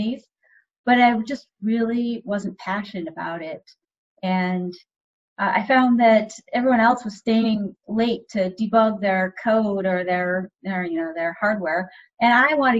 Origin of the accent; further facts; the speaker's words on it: Cambridge, Massachusetts, United States; I grew up in Cambridge, Massachusetts, and I went to high school at Cambridge Orange and Latin School